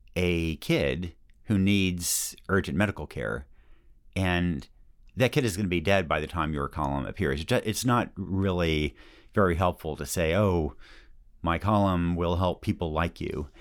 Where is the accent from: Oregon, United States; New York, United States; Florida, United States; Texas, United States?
Oregon, United States; Yamhill; moved away; my hometown has been, uh, pretty brutally hit by lost working class jobs